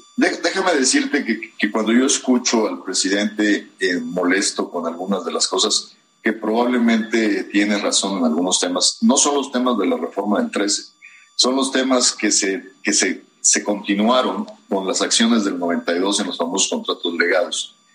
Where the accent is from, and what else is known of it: Mexico